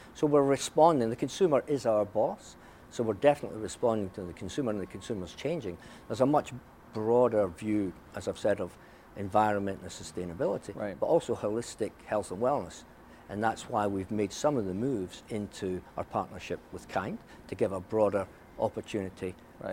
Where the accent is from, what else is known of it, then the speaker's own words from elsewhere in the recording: Scotland, United Kingdom; moved away; when I was their age, growing up in Scotland